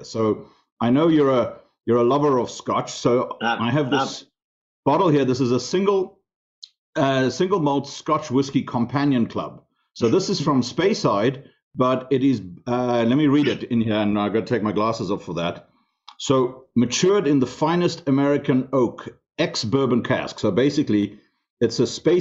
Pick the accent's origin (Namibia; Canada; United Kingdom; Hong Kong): Namibia; English is a second language; moved away; I grew up in Africa, in a country called Southwest Africa